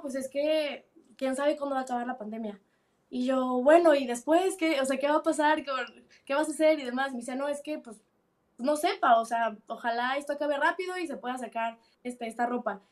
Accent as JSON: {"language": "Spanish", "region": "Mexico City", "country": "Mexico", "moved": "as an adult", "lives_now": "United Kingdom", "said": "soy chilanga"}